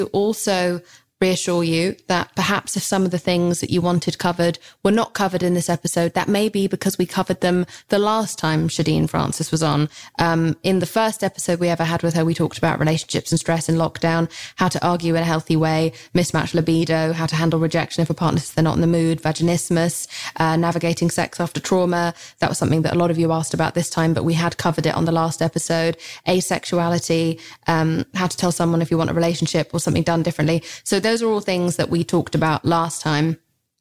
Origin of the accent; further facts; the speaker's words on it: England, United Kingdom; I'm so English